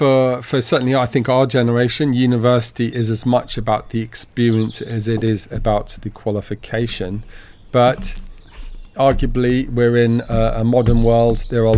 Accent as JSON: {"language": "English", "country": "United Kingdom", "said": "Look, I mean, I'm British. I was born up in the UK"}